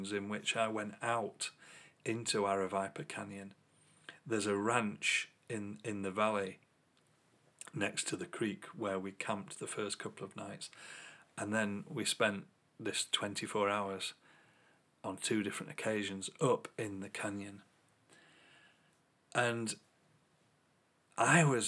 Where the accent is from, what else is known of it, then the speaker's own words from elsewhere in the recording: England, United Kingdom; As an English person